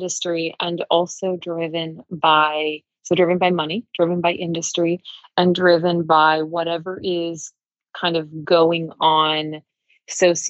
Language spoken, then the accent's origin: English; the South, United States; growing up in the South, in the U.S.